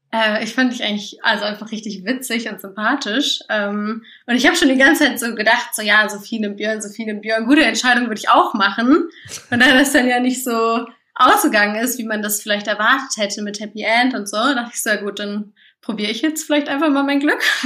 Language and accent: German; Göttingen, Lower Saxony, Germany; accent: Hochdeutsch; moved away as an adult; now in Leipzig, Germany; ich komme aus Göttingen ursprünglich